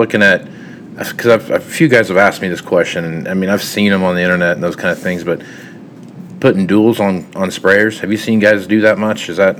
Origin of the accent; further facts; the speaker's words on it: Kansas, United States; now in Nebraska, United States; I grew up in Kansas